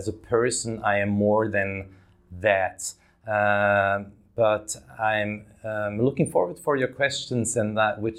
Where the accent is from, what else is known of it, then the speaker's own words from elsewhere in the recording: Davos, Graubünden, Switzerland; I grew up in Switzerland, in that little Swiss town of Davos in the mountains.